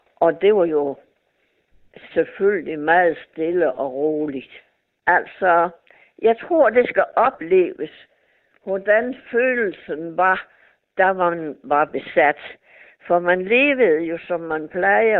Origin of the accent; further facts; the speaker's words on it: Nykøbing Mors, North Denmark Region, Denmark; Jeg er jo fra Mors, fra Nykøben